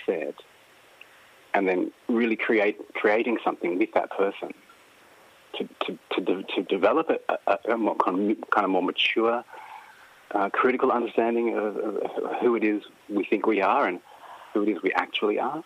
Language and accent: English; far north coast of New South Wales, Australia; I'm from the far north coast of New South Wales